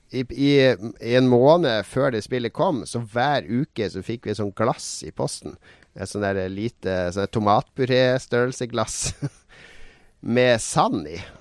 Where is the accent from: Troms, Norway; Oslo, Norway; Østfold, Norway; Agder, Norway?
Troms, Norway; Harstad; vi var hjemme i Harstad hver helg.